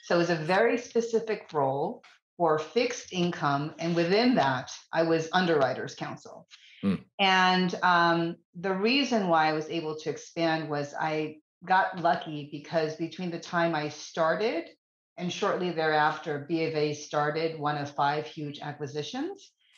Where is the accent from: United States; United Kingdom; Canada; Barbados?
United States; East Coast; I'm from the East Coast. I would never move south of Virginia.